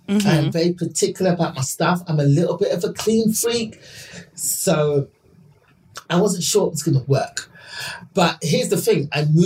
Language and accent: English; England, United Kingdom; because I'm from England.